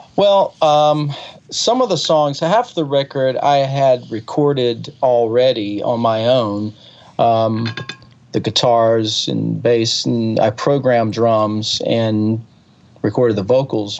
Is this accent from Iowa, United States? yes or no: no; Alabama, United States; also born or lived in California; now in Nashville, United States; I grew up in Alabama